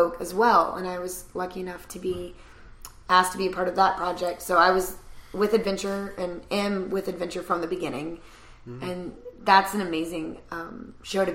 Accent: the South, United States; moved away; I'm from the South.

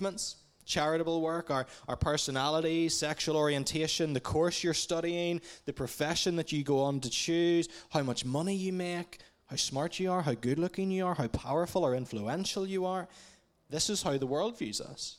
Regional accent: Portadown, Northern Ireland, United Kingdom; moved away as an adult; now in Dublin, Ireland; I'm originally from Portadown, but I've been based in Dublin, Ireland for the last 7 years or so.

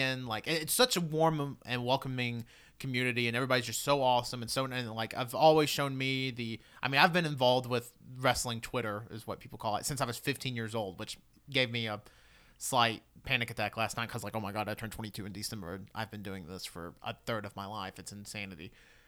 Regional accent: Michigan, United States; I'm from Michigan, thank you.

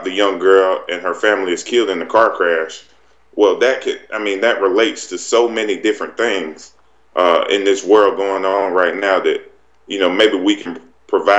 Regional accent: Wellford, South Carolina, United States; I grew up in Welford, Duncan area, right in the upstate of South Carolina.

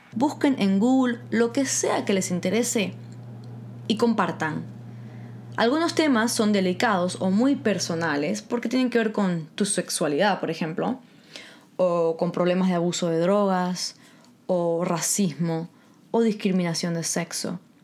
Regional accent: Guatemala; moved away; yo me crié 10 años en Guatemala

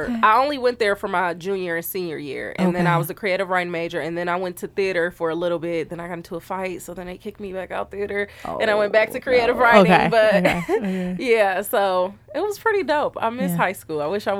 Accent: Milwaukee, Wisconsin, United States; I was born and raised in Milwaukee, Wisconsin. And I went to Milwaukee High School of the Arts

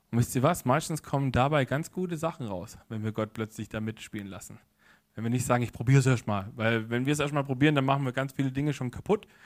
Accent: Baden-Württemberg, Germany; weil ich komme ja aus der Ecke, also hinter Stuttgart her, so vom Zeilenspitzen der Schwäbischen Alb, wie man so schön sagt

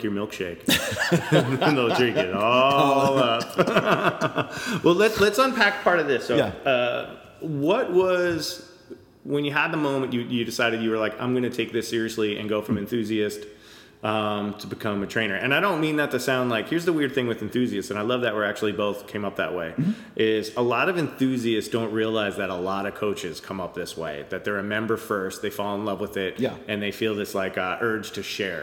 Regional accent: Levittown, New York, United States; moved away as an adult; now in Brooklyn, United States; I grew up in Levittown, so native New Yorker

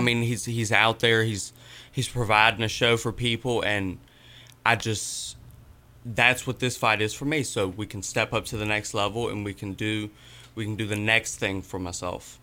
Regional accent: Danville, Virginia, United States; moved away as an adult; now in Lynchburg, United States; I'm originally from Danville, but I moved up to Lynchburg around twenty fourteen, twenty fifteen

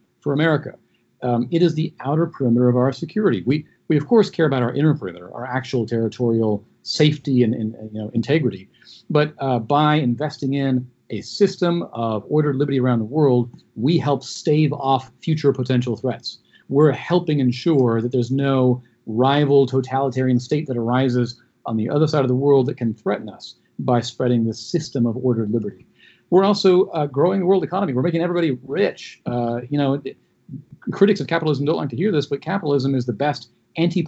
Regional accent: United States; as an American

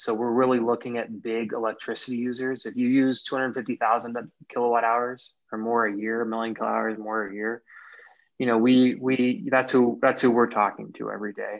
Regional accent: Kansas area, United States; also born or lived in California; now in Minnesota, United States; I'm from the Kansas area

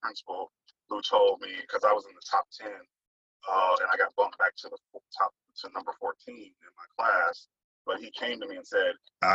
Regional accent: Mississippi, United States; now in Brooklyn, United States; I live in Brooklyn, and I'm originally from Mississippi

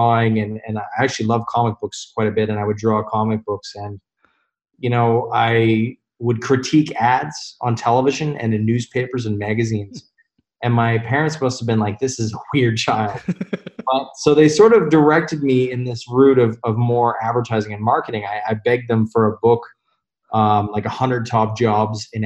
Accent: Calgary, Alberta, Canada; moved away as an adult; also born or lived in Toronto, Canada / Denmark; I'm from Calgary, Alberta, originally, and then moved to Toronto when I was 23

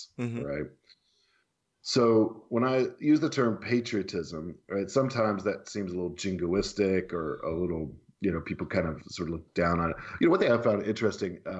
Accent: Tennessee, United States; growing up in the United States of America, and in particular in Tennessee

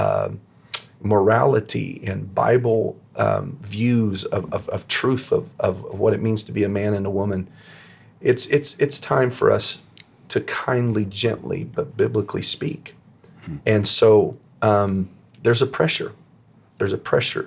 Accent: United States; I'm first an apostolic, and then I'm an American

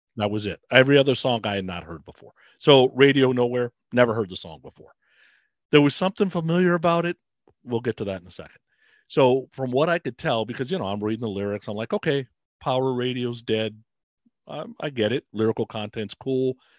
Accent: Bay Area, California, United States; I grew up in the Bay Area

